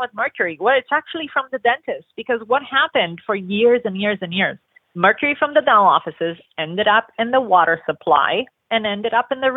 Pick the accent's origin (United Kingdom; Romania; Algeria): Romania; now in Los Angeles, United States; I grew up in Romania